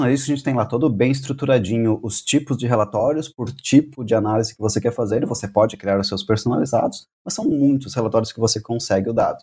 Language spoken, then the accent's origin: Portuguese; Brazil; Nós somos brasileiros